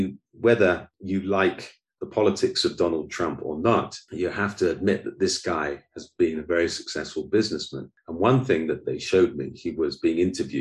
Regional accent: United Kingdom; moved away as an adult; also born or lived in Oxford; now in Goiânia, Brazil; I'm British

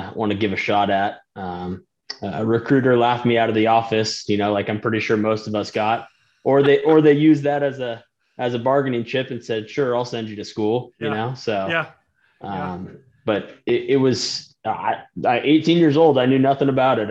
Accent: California, United States; also born or lived in Sitka, Alaska / Houston, Texas; I'm originally from California. It's where I came from, both north and south.

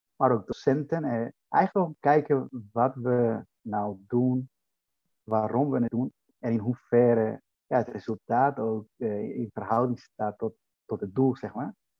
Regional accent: Dominican Republic; now in Netherlands; Ik kom oorspronkelijk uit de Dominicaanse Republiek

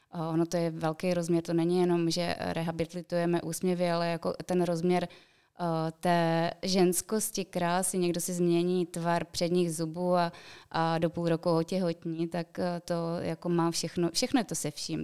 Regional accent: Czechia; u nás v Čechách

